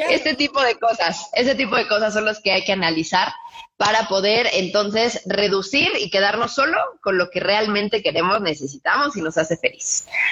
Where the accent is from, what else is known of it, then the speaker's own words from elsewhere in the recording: Cuernavaca, Morelos, Mexico; nosotros somos de Cuernavaca y vivíamos en una casa muy grande